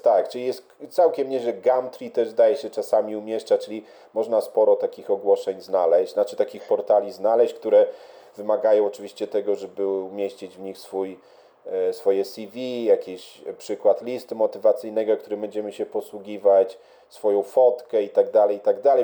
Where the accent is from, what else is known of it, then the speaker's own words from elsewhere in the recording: Lublin, Lublin Voivodeship, Poland; also born or lived in Warsaw, Poland; now in London, United Kingdom; ja pochodzę z Lublina, jak się przeprowadziłem do Warszawy